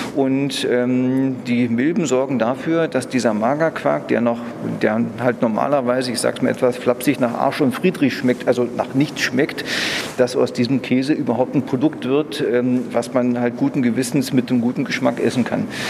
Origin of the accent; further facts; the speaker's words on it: Germany; bei uns in Deutschland